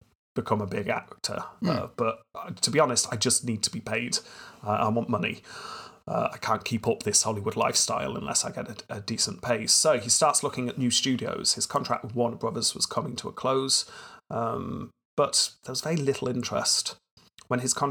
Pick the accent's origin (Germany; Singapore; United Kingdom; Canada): United Kingdom